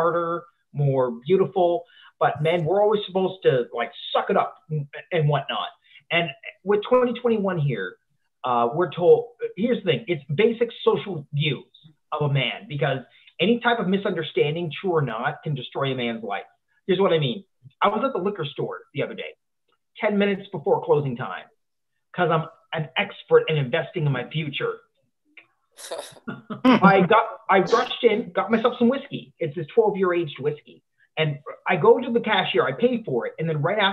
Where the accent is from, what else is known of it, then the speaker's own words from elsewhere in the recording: Canada; also born or lived in Ottawa, Ontario; I'm based out of Ottawa, Ontario, Canada. Hey, I'm a Canadian.